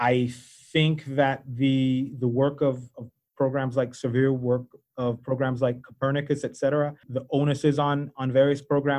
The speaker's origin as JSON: {"language": "English", "country": "Belize", "said": "You might not be able to tell from my accent. I'm actually originally from Belize, and so that's one thing."}